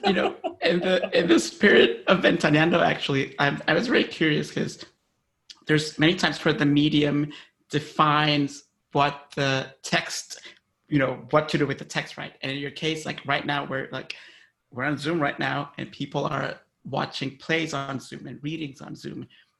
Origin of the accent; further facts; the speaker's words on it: Honduras; In Honduras.